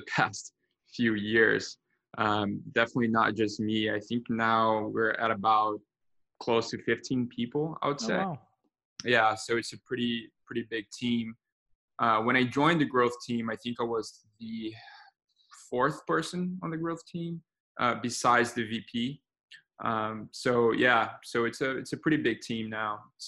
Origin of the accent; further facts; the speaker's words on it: Brazil; moved away as an adult; now in United States; I was born and raised in Brazil